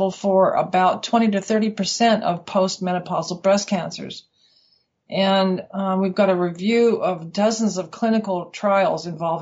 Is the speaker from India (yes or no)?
no; Colorado, United States; moved away as an adult; now in Western Australia, Australia